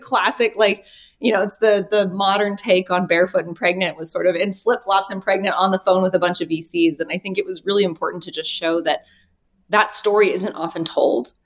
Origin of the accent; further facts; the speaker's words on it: Reno, Nevada, United States; also born or lived in Los Angeles / Midtown Manhattan; now in New York City, United States; I'm from Reno.